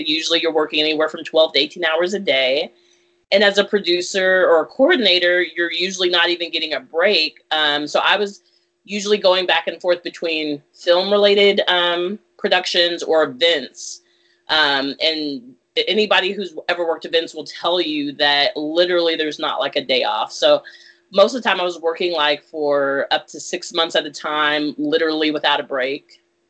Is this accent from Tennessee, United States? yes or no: no; Virginia, United States; moved away as an adult; also born or lived in California / Texas / Germany; I was born in California, moved to Austin, Texas, then Germany, then to Abilene, Texas, then Virginia was where I spent half of middle school and all of high school